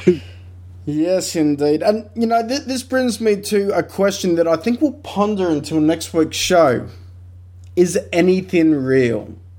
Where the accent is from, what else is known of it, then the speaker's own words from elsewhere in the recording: South Dakota, United States; Growing up on the plains of South Dakota